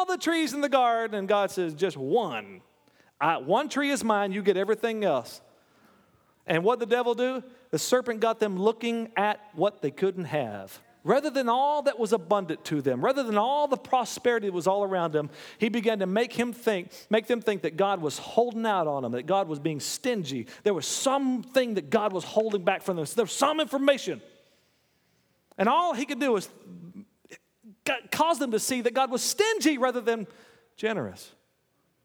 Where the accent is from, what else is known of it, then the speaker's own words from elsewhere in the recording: United States; I'm an American